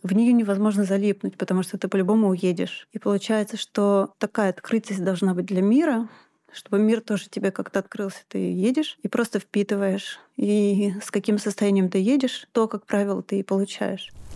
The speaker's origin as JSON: {"language": "Russian", "region": "Moscow", "country": "Russia", "moved": "as an adult", "lives_now": "Altai Krai, Russia", "said": "я москвичка"}